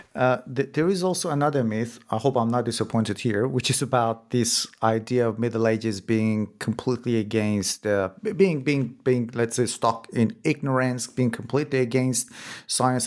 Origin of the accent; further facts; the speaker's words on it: Iran; moved away; I am originally from Iran myself, and I was born in a very small village